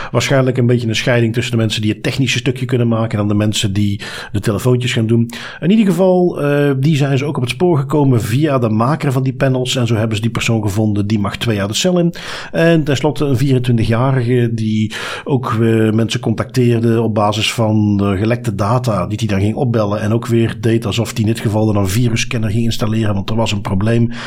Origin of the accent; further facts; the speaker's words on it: Flanders, Belgium; accent: Belgian; Ehm, voor de meeste Nederlanders klink ik als een Belg.